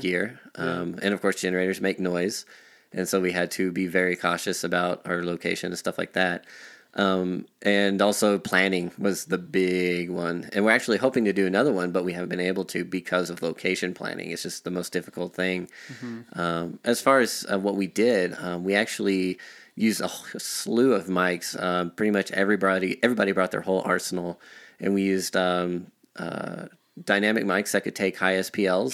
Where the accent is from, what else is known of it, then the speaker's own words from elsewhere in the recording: Artesia, New Mexico, United States; now in Denver, United States; I was uh, practically born and raised in New Mexico